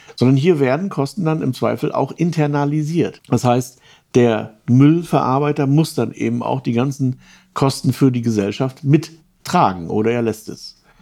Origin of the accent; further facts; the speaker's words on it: Baltic coast area around Lübeck, Schleswig-Holstein, Germany; Krimi spielt so um Lübeck herum, ist ja so ein bisschen auch die Gegend, wo ich herkomme. So ungefähr auf jeden Fall, also Ostseeküste